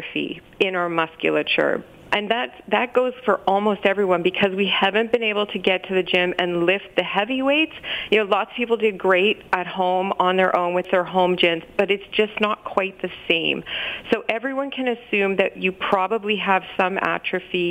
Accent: Saskatchewan, Canada; now in Ontario, Canada; I'm originally from Saskatchewan

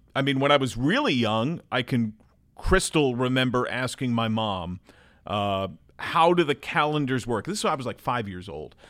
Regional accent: Brick, New Jersey, United States; moved away as an adult; also born or lived in Manhattan, New York City / Edgewater, New Jersey / Delaware; now in Cincinnati, United States; I grew up in New Jersey

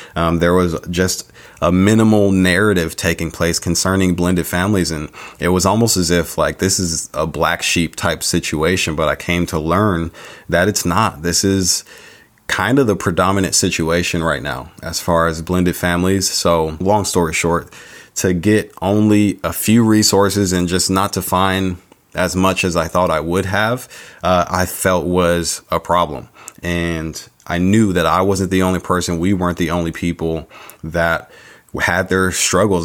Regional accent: San Diego, California, United States; also born or lived in Chicago, Illinois; I was born in Chicago Chi Town, but raised out in San Diego

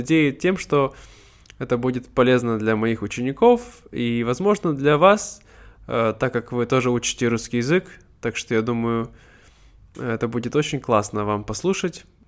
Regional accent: Siberia, Russia; first language Russian; moved away as an adult; now in Vietnam; мне 26 лет, я из Сибири, э, я сейчас живу во Вьетнаме

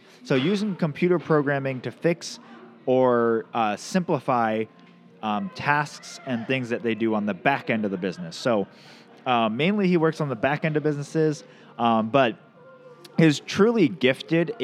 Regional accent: Camano Island, Washington, United States; I grew up on the Camino

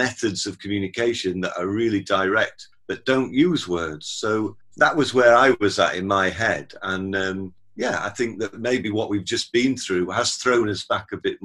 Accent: Sheffield, Yorkshire and the Humber, United Kingdom; my hometown of Sheffield

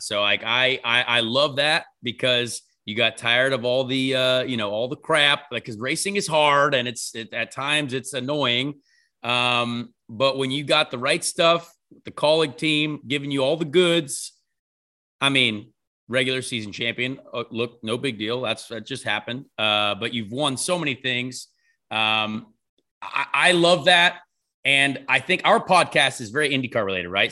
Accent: United States; we're American

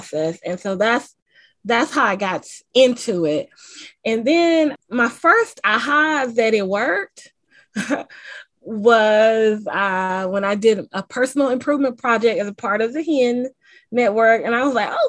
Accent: the American South, United States; accent: Southern twang; I am a Southerner, which matters, and you probably can hear the twang in my voice

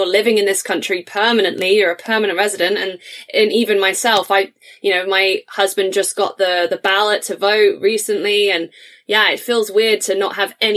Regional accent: United Kingdom; moved away as an adult; now in Canada; even as a Brit

